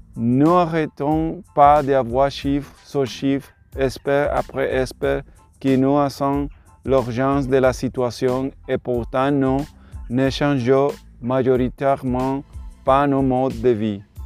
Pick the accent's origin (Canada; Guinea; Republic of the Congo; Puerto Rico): Puerto Rico; French is a second language; je suis de Puerto Rico